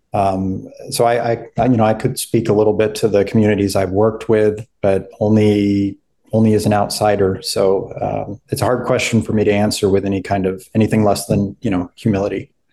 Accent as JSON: {"language": "English", "town": "Albuquerque", "region": "New Mexico", "country": "United States", "tie": "born or raised there", "also_born_or_lived": "Ohio", "moved": "as an adult", "lives_now": "Charleston, United States", "said": "I come from Albuquerque, New Mexico, uh, where I was born and raised"}